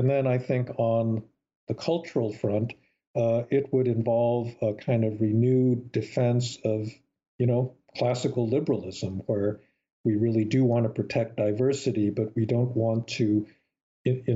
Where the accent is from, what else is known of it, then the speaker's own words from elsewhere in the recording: United States; the kind of America that I grew up admiring